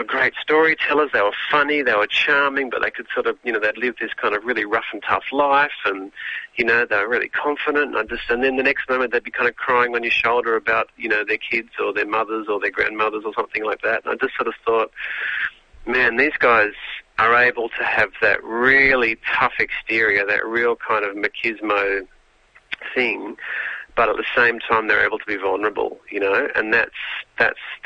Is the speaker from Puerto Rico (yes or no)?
no; Sydney, New South Wales, Australia; I'm from Sydney. You know, I grew up on the North Shore of Sydney.